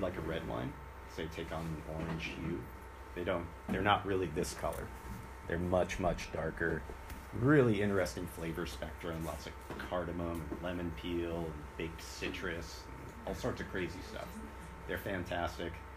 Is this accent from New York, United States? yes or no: no; California, United States; a Californian